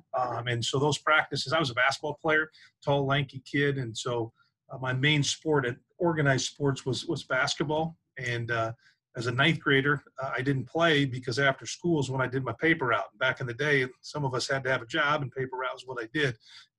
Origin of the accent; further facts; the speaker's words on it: Lincoln, Nebraska, United States; I grew up in Lincoln, Nebraska.